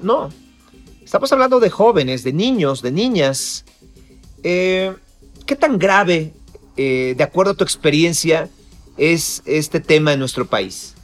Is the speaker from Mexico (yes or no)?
yes; Mexico; nosotros como mexicanos